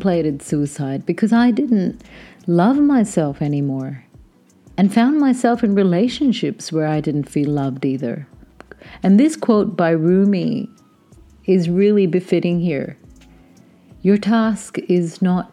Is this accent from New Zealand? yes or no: no; Pakistan; born or raised there